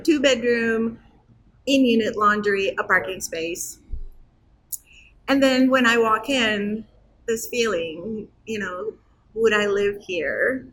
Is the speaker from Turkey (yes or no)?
yes; Istanbul, Turkey; also born or lived in Muncie, Indiana; now in Chicago, United States; I was born in Turkey, in Istanbul, um, but I have been in this country for 42 years.